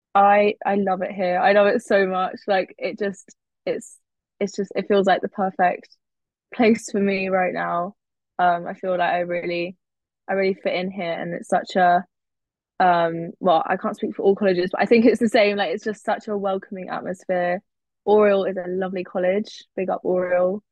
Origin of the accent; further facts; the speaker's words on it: Cambridge, East of England, United Kingdom; moved away as an adult; now in Oxford, United Kingdom; I grew up in Cambridge, so I knew that going to Cambridge was not going to be an option because I just wanted to go somewhere else that wasn't where I'd been born born and bred.